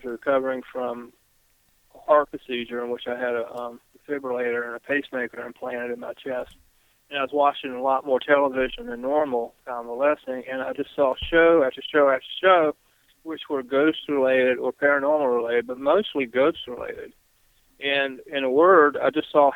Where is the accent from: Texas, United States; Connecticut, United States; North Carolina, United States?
North Carolina, United States; Greensboro; here in my hometown of Greensboro, North Carolina